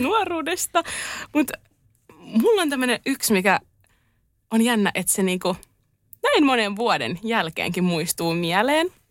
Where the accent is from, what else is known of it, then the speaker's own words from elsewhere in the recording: Turku, Southwest Finland, Finland; Olen Turusta.